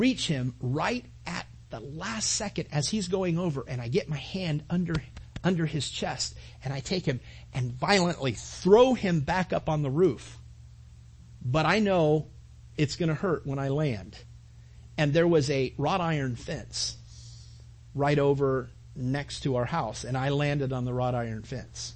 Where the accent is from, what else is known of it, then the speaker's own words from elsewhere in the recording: Mentone, California, United States; I grew up in Mentone, California